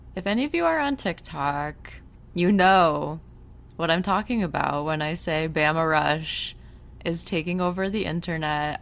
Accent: United States; coming from an American where it's pretty bad here, too

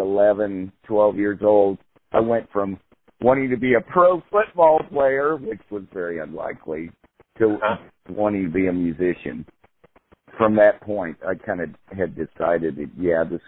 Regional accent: Independence, Missouri, United States; also born or lived in Central California / Jefferson City, Missouri; now in Kansas City, United States; I was born in Independence, Missouri

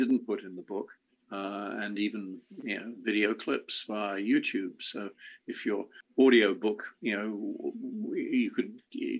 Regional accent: England, United Kingdom; I grew up in England

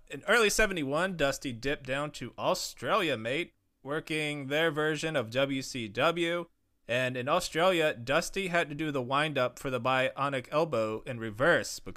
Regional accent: Monroe, United States; I'm from Monroe.

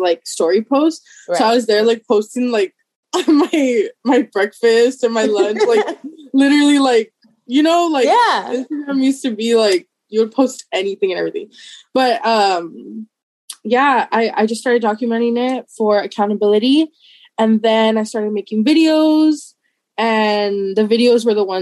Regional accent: McAllen, Texas, United States; I'm from McAllen, Texas

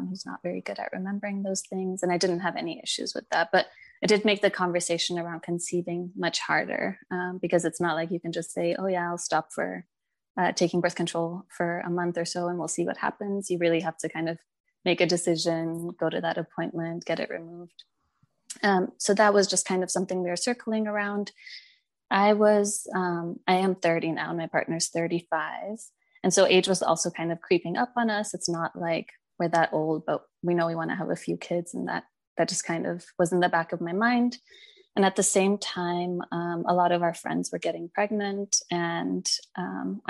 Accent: United States; also born or lived in England; now in Germany; I'm originally from the States

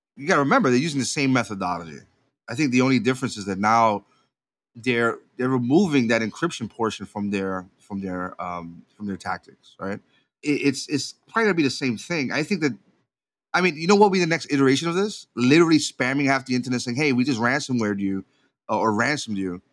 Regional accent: Puerto Rico; I was raised in Puerto Rico

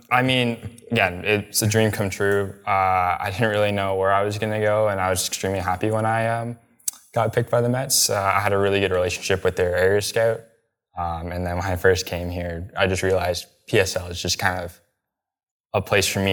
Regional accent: Canada; I'm Canadian

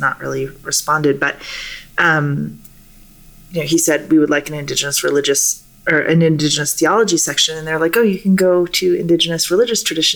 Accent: Alert Bay, British Columbia, Canada; I was born in Namgus Territory in Alert Bay, British Columbia, which is a little tiny island off the northeast coast of Vancouver Island

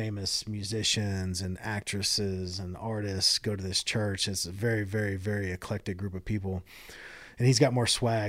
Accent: Hawaii, United States; born there; Or, oh, yeah, I was born in Hawaii. Like, oh, you're born in Hawaii? Like, yeah.

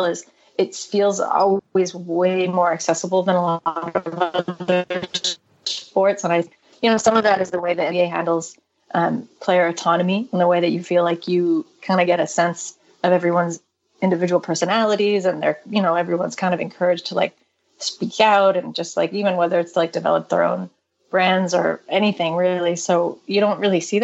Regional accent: Canada; growing up in Canada

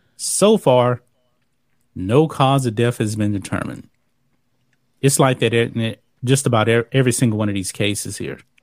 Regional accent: Texas, United States; I grew up in Texas my whole life.

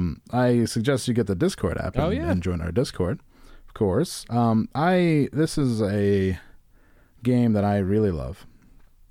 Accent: Virginia Beach, Virginia, United States; Also, guys, I'm from Virginia Beach, not the Midwest. It's basically the same.

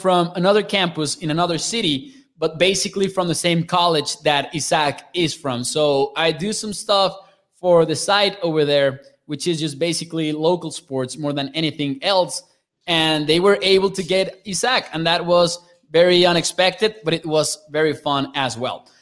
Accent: Mexico; I'm from Mexico

